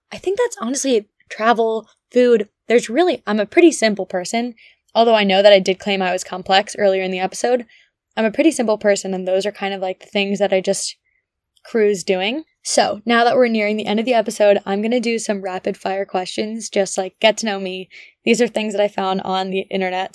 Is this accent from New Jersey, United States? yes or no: yes; Ridgewood, New Jersey, United States; moved away as an adult; also born or lived in Connecticut / Nashville, Tennessee; I grew up in Ridgewood, New Jersey